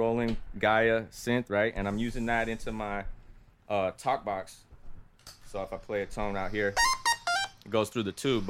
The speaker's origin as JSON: {"language": "English", "country": "Puerto Rico", "tie": "born there", "said": "they found out I was born in Puerto Rico"}